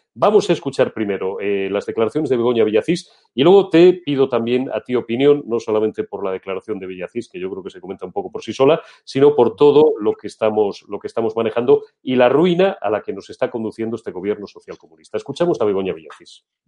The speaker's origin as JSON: {"language": "Spanish", "region": "Old Castile", "country": "Spain", "said": "soy castellano viejo"}